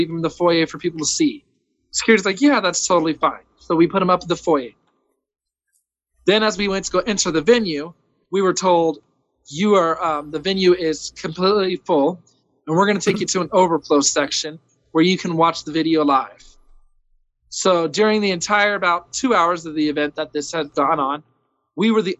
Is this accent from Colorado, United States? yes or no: yes; Colorado Springs, Colorado, United States; also born or lived in California; I'm born and raised here in Colorado Springs.